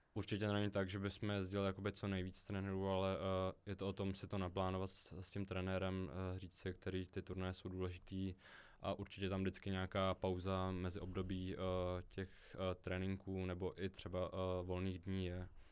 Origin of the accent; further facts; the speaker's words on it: Český Krumlov, South Bohemian Region, Czechia; jelikož jsem z Českého Krumlova